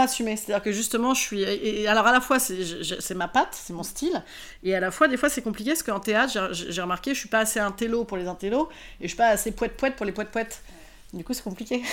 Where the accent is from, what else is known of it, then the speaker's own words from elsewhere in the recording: Rouen, Normandy, France; je suis originaire d'Arouen